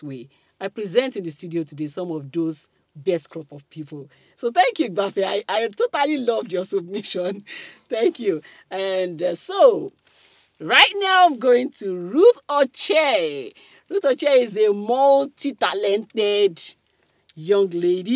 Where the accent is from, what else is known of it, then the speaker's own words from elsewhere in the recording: Kogi, Nigeria; I'm from Kogi. I might not be proper North. Of course, I'm not North. But they used to call us Middle Belt and the rest of them. But I'm Okun woman